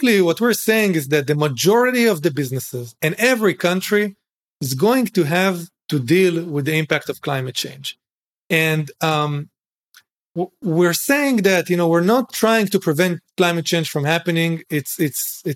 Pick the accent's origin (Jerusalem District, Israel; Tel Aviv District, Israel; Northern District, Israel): Northern District, Israel; Galilee; moved away as an adult; I grew up in Israel, in a moshav, in the Galil, family of farmers